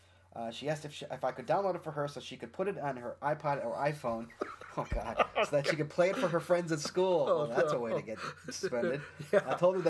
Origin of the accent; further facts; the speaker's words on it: Sacramento, California, United States; I hail from Sacramento, California, the state capital.